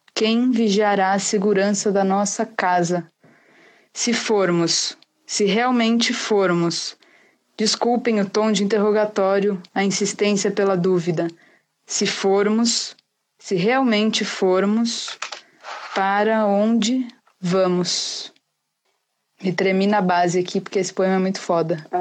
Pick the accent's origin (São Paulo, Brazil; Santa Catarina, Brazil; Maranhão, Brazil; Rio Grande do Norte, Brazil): São Paulo, Brazil; eu sou de São Paulo